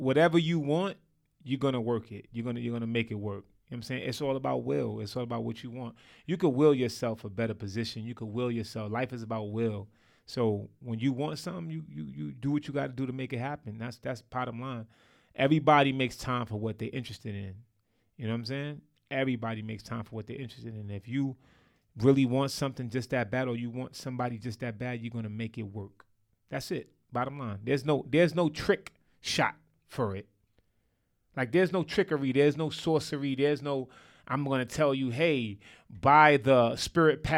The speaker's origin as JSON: {"language": "English", "region": "New York", "country": "United States", "said": "I'm from New York"}